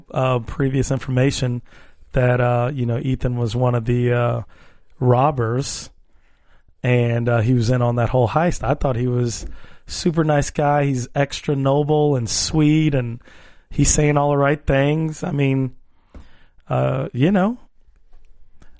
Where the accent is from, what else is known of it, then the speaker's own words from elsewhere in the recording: Miami, Florida, United States; now in Los Angeles, United States; I come from Miami where strip club means girls would have to be completely nude